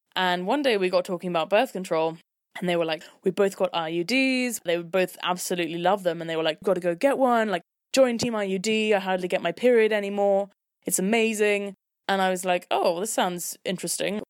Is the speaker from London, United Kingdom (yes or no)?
yes; London, United Kingdom; I'm twenty-three years old and I'm from London. I went to all girls' schools until I was sixteen